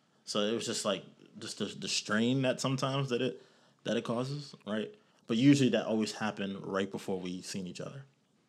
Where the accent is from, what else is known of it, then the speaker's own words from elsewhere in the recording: New York, United States; For me, you know, I came from New York, so I, you know, this was normal for me.